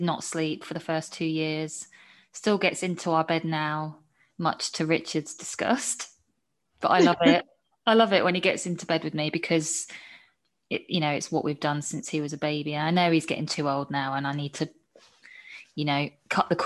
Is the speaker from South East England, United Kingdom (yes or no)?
yes; Camberley, South East England, United Kingdom; also born or lived in Scarborough, North Yorkshire; I was born in Yorkshire, but as you can tell from my accent, I didn't grow up in Yorkshire. Grew up in Surrey.